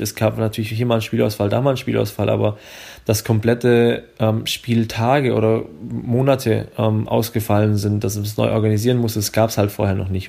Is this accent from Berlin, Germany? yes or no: no; Swabia, Baden-Württemberg, Germany; accent: Swabian; ich komme ja aus dem Schwäbischen, wie man es vielleicht hört